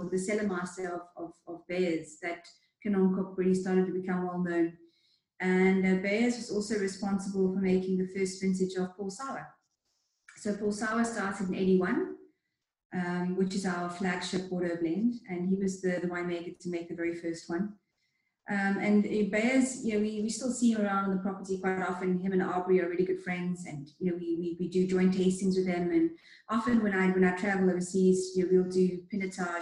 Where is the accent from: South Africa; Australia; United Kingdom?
South Africa; Cape Town, Western Cape; also born or lived in Stellenbosch; I grew up in Cape Town, and I moved to Stellenbosch to come to university